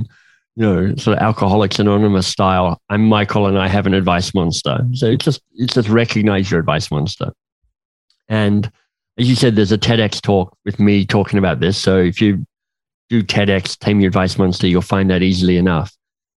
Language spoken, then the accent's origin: English; Australia; I'm Australian